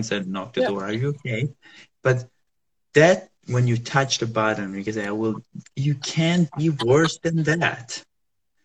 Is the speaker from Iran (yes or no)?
no; Southern Italy, Italy; moved away; also born or lived in Rome, Italy; I'm from Italy, so I was living there, and I'm from the south part of Italy.